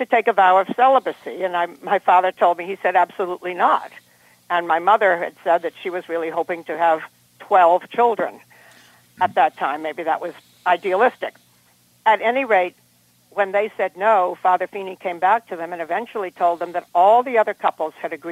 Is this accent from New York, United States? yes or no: no; Cambridge, Still River, Massachusetts, United States; There was a point in time when we moved from Cambridge up to Still River